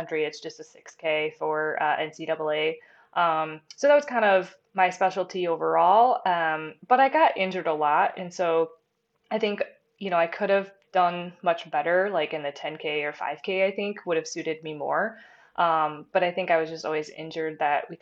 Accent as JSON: {"language": "English", "town": "Lapeer", "region": "Michigan", "country": "United States", "tie": "born or raised there", "also_born_or_lived": "Big Rapids, Michigan", "lives_now": "Grand Rapids, United States", "said": "I grew up in kind of a smaller town called Lapeer. It's in Michigan, kind of in the Thumb area"}